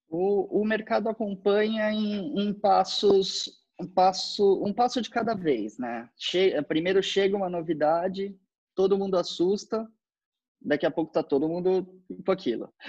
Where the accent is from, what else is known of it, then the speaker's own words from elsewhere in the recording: Brazil; somos brasileiros